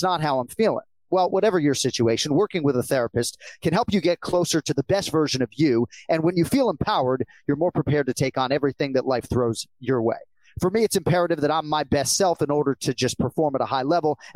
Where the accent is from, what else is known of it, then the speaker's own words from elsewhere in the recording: Boston, Massachusetts, United States; now in Florida, United States; I am from Boston.